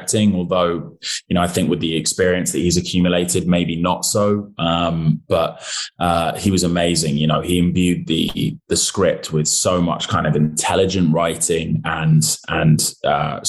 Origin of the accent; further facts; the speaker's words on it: United Kingdom; as a British actor